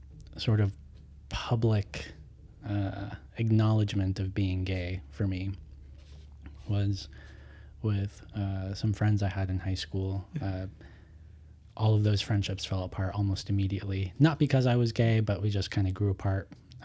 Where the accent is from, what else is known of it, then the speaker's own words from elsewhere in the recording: Denver, Colorado, United States; We're in Denver. I'm from Denver, Colorado.